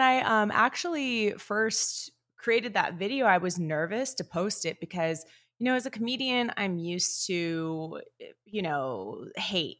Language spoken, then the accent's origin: English; Northern California, United States; I grew up in Northern California